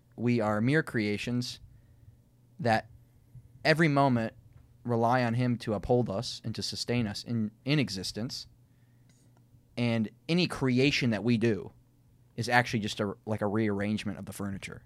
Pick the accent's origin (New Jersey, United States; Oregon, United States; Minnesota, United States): Minnesota, United States; accent: Minnesotan; my Minnesotan accent